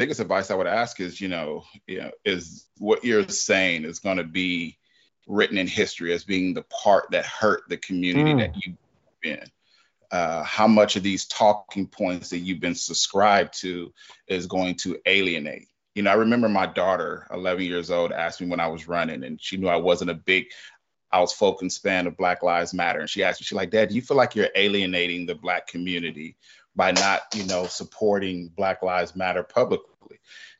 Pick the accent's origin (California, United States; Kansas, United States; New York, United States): California, United States; I grew up in that. You know, I grew up in California. I watched the crack epidemic.